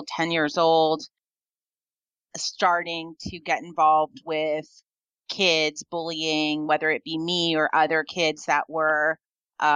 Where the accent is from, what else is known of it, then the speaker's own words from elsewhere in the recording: New York, United States; now in Mendocino County, United States; growing up in New York, where I grew up